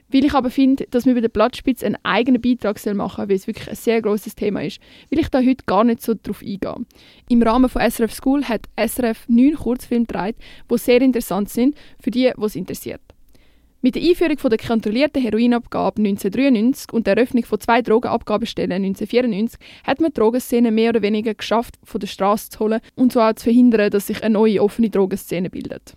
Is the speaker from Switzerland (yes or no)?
yes; Switzerland; bei uns in der Schweiz